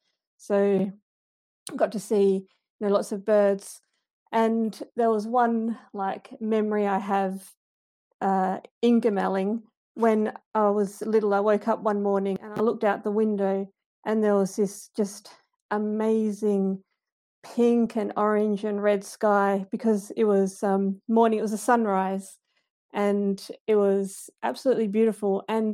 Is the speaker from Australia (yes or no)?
yes; Perth, Western Australia, Australia; moved away as an adult; now in Ireland; So I grew up in the Perth suburbs, and when I was little, growing up in the Perth suburbs for me wasn't so much about nature because there wasn't a lot of nature around me.